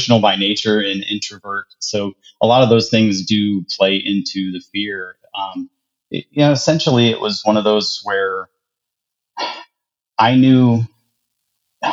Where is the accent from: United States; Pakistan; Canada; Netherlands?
United States; Ohio; born or raised there; moved away as an adult; also born or lived in Charlotte, North Carolina